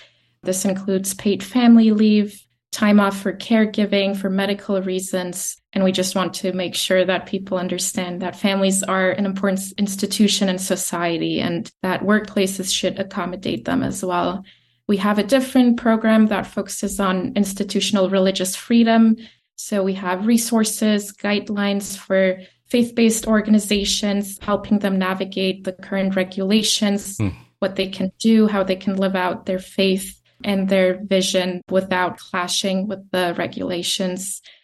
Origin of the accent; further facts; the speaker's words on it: Turkey; moved away; Growing up in Turkey, I realized how Christians didn't really have a voice. We were just trying to protect ourselves and our rights. So when I went to the States